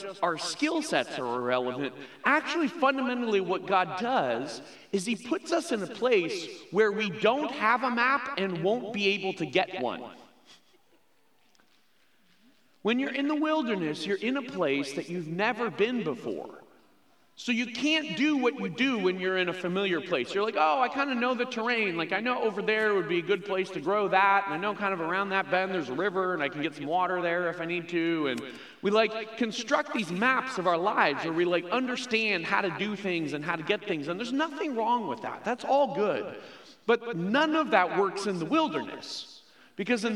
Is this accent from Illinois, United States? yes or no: yes; Chicago, Illinois, United States; moved away as an adult; now in Phoenix, United States; I grew up in the Chicago area